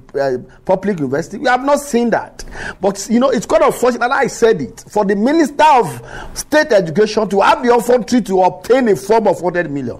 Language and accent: English; Nigeria; we are growing up as a Nigerian